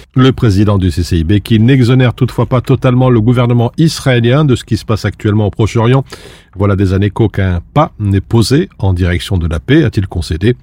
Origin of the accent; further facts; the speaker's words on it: Belgium; chez nous en Belgique